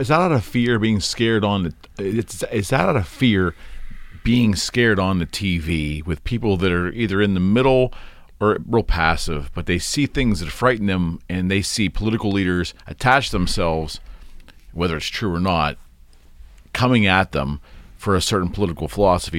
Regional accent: United States; as an American

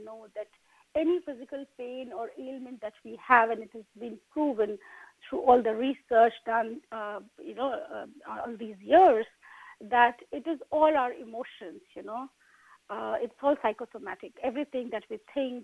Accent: India; moved away; I come from India

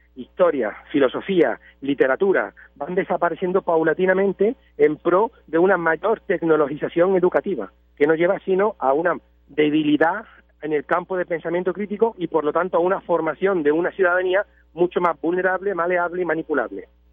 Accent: Spain; Nosotros aquí en España bueno, aunque yo estoy ahora mismo en Puerto Rico, pero yo soy español

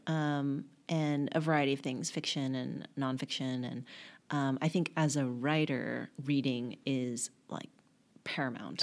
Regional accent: Garland, Texas, United States; moved away as an adult; now in New York, United States; I grew up in a little town called Garland outside of Dallas

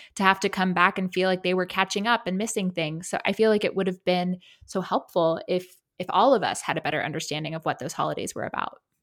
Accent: South Carolina, United States; growing up in South Carolina

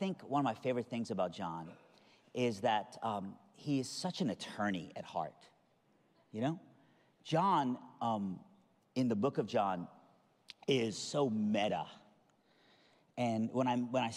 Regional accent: Iran; I'm from Iran.

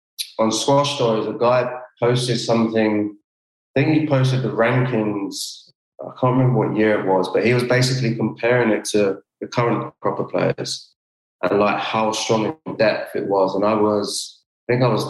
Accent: London, United Kingdom; moved away; also born or lived in Pontefract; me as a Londoner

